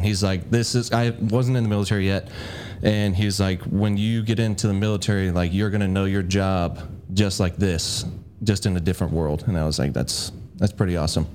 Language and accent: English; Bellevue, Nebraska, United States; I was born in Bellevue, Nebraska